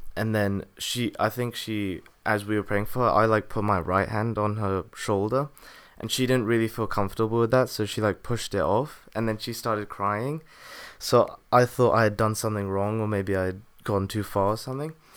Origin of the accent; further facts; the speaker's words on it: England, United Kingdom; I was born in England